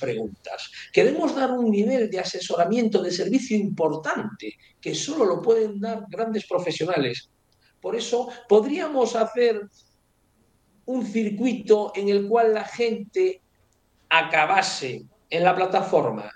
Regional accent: Ourense, Galicia, Spain; now in Madrid, Spain; me iré a vivir a Orense, que yo soy de Orense

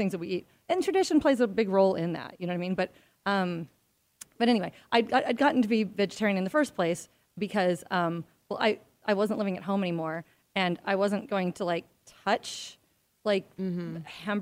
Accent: Midwest, United States; I grew up in the Midwest

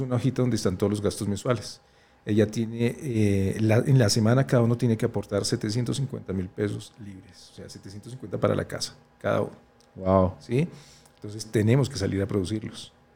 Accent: Colombia; Somos colombianos

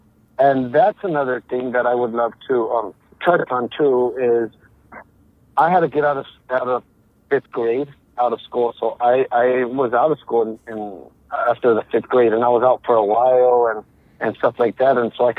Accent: United States; I'm Mexican-American. I was born here in the United States, but since I was a kid, my parents, like, we would travel everywhere to work in the fields and stuff like that, agriculture.

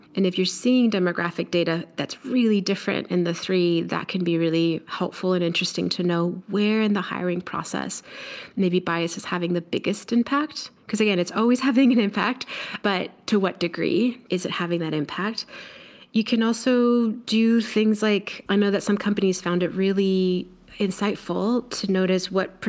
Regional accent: Mexico; now in United States; I'm Mexican. I'm an immigrant. I was born in Mexico. I grew up in two coasts. I look Mexican.

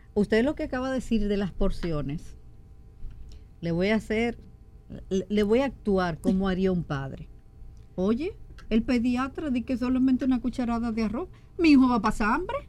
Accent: Dominican Republic; Somos nosotros los dominicanos muy, ¿cómo decirle? Muy asiduos a freír

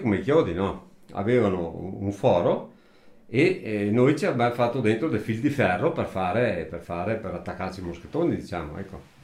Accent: Italy; moved away as an adult; nato qua in questa casa qua dove ci troviamo adesso, vissuto fino a circa 30 anni qua, poi sono stato assente circa una ventina d'anni e poi sono ritornato alla mia abitazione familiare, al mio paese

